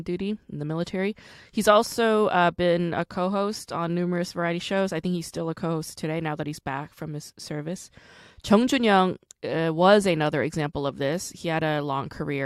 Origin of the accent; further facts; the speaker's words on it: New York, United States; also born or lived in Rockland County; I'm also from New York. I didn't grow up in Syracuse, like not upstate, but I did go to high school in Rockland County.